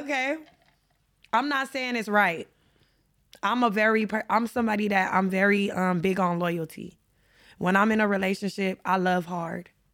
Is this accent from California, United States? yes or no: yes; Los Angeles, California, United States; I grew up in South Central L A, so y'all know I'm a L A native